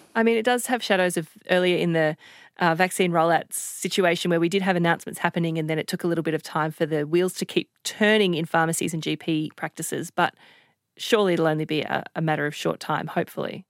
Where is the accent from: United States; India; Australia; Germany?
Australia; Queensland; My home state of Queensland